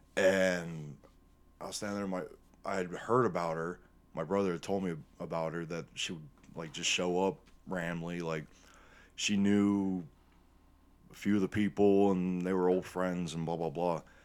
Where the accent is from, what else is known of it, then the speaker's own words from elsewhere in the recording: Northwest Ohio, United States; growing up in Northwest Ohio